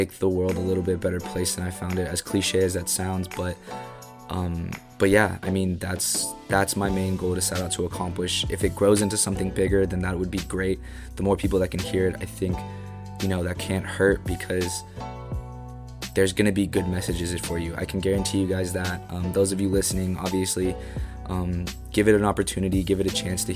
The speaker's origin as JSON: {"language": "English", "area": "Bay Area", "region": "California", "country": "United States", "tie": "born or raised there", "said": "born and raised in the Bay Area"}